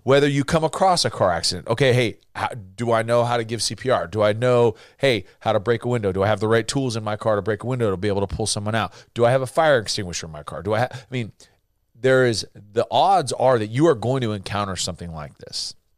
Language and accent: English; California, United States; now in Texas, United States; growing up in California that's, you know, very anti-gun, and then moving to Texas